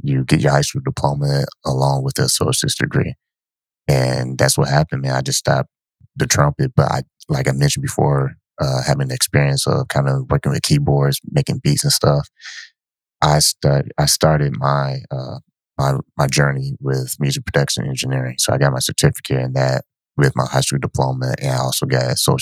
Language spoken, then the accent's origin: English; Ypsilanti, Michigan, United States; also born or lived in San Antonio, Texas / Ann Arbor, Michigan; we moved when I was 8 years old from San Antonio to Ypsilanti